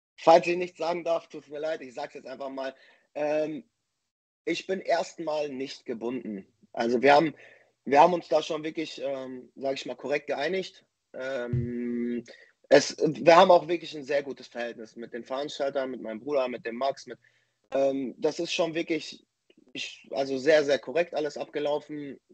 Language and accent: German; Dortmund, North Rhine-Westphalia, Germany; in meine Heimatstadt nach Dortmund